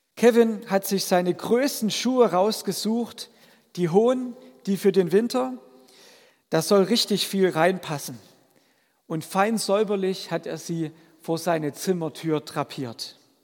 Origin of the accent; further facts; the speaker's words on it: a village in the Vogtland, Germany; moved away; als Kind durfte ich dabei sein, wenn meine Großeltern das in meinem vogtländischen Heimatdorf gemacht haben